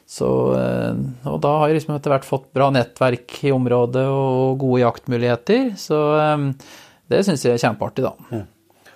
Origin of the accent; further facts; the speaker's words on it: Finnskogen, Innlandet, Norway; Jeg er jo jeg er fra Finnskogen i grensetraktene mot Sverige.